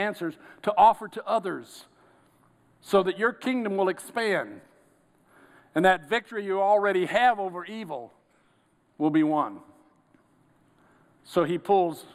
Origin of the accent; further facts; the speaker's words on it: Georgia, United States; I'm from Georgia